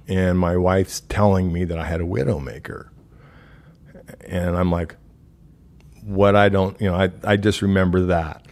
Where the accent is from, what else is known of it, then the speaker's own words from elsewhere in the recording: Omaha, Nebraska, United States; moved away as an adult; also born or lived in Council Bluffs, Iowa; I was born in Council Bluffs, Iowa. I moved to Omaha, Nebraska. Was raised there